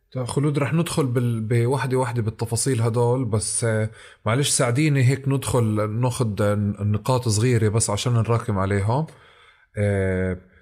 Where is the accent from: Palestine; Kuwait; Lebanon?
Palestine; احنا كفلسطينيين